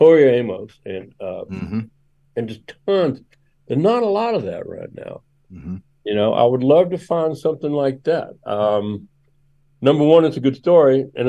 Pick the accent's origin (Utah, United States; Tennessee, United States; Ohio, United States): Tennessee, United States; Memphis; I grew up in Memphis, and I grew up playing drums in a racially mixed gospel band, right?